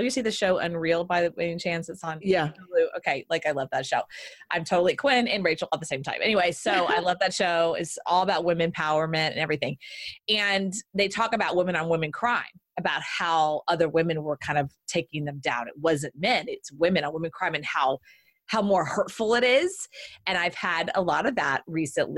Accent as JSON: {"language": "English", "region": "Southern Texas", "country": "United States", "said": "I'm Southern Texas"}